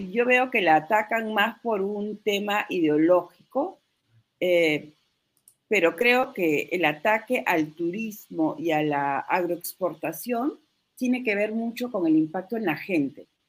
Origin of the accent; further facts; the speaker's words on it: Peru; como peruanos